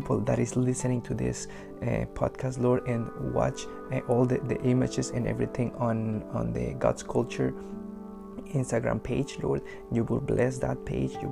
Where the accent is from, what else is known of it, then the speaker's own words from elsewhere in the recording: Mexico; moved away as an adult; now in Canada; I grew up in Mexico. Like, I'm an immigrant from Mexico. I grew up and raised over there for 22 years. 3 years ago, I moved to Canada to live here